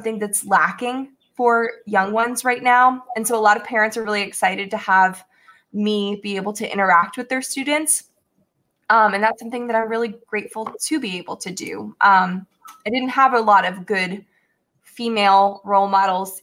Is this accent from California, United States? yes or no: no; Newtown, Pennsylvania, United States; my journey in growing up in Newtown was a great one for me.